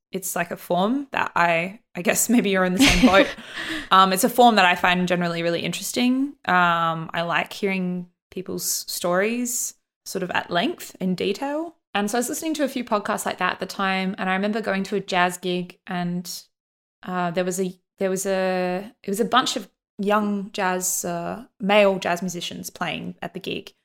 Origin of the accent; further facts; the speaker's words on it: Australia; growing up in Australia